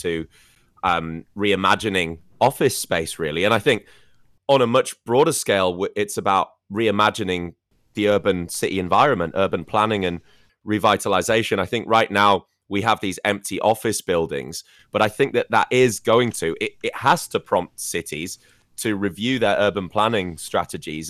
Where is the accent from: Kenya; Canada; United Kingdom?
United Kingdom; moved away; in my home country, cities like London as well